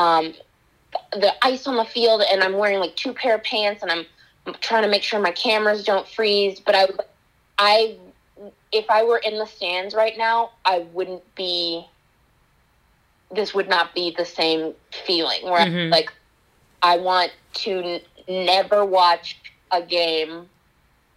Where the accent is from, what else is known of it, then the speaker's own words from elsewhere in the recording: Kansas City, Missouri, United States; I grew up in Kansas City